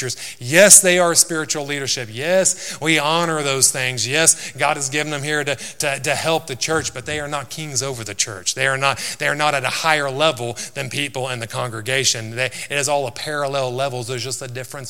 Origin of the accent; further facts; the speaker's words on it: United States; moved away; I come from the States, and we always pronounce things wrong